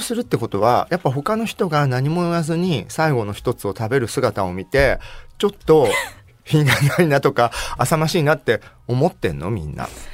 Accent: Tokai, Japan; moved away as an adult; 東海で過ごした20年間18年間は

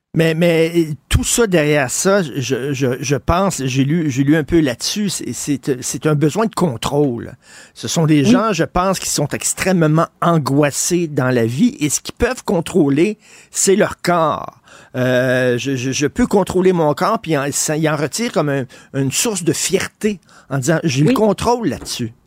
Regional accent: Montreal, Quebec, Canada; moi, j'ai grandi à Verdun, je viens de Verdun

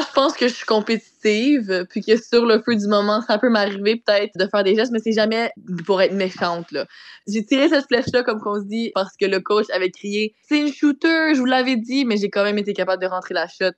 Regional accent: Saint-Jean-sur-Richelieu, Quebec, Canada; j'ai grandi à Saint-Jean

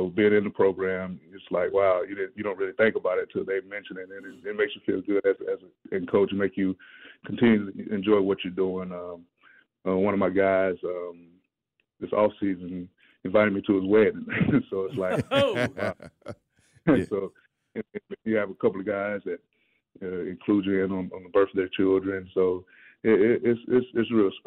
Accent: Cobb County, Georgia, United States; I'm originally from Cobb

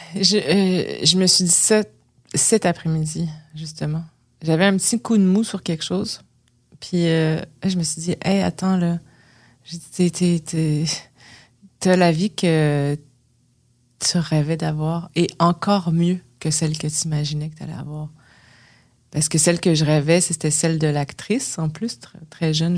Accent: Quebec, Canada; accent: québécois; si j'arrivais avec un accent québécois

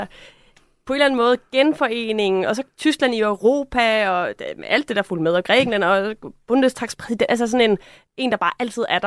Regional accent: Denmark

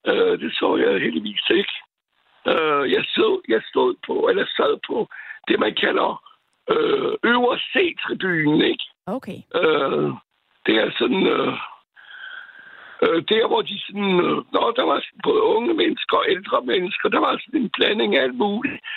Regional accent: France; now in Copenhagen, Denmark; jeg er franskmand

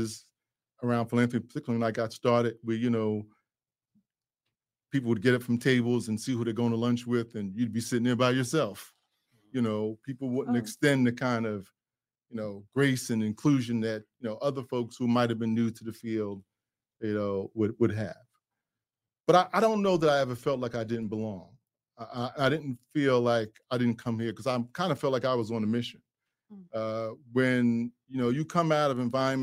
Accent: New York City, New York, United States; I'm a kid from Brooklyn.

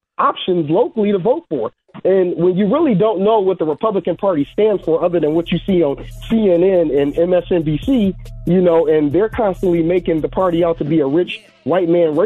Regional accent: Chicago, Illinois, United States; now in Michigan, United States; I'm originally from the south side of Chicago.

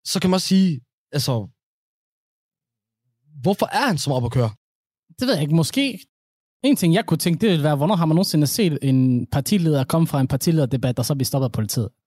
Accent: Somalia; jeg cykler, jeg er somalier.

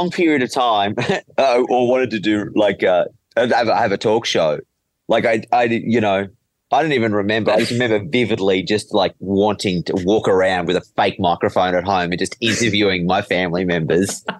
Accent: Penrith, New South Wales, Australia; Penrith. I grew up in Penrith

